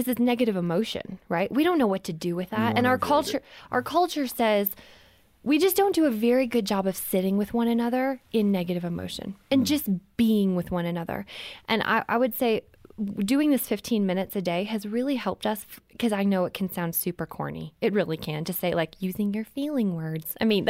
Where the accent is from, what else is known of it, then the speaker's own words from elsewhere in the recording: Canada; We were visiting my family. I'm from Canada. We were there for Christmas.